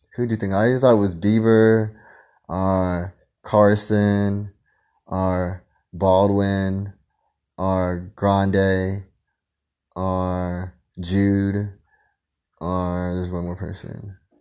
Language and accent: English; Philippines; I'm Filipino.